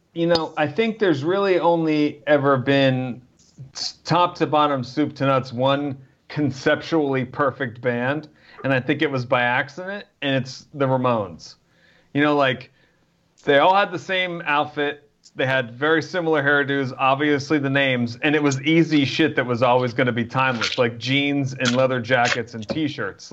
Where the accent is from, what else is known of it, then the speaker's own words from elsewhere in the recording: New Jersey, United States; I grew up in New Jersey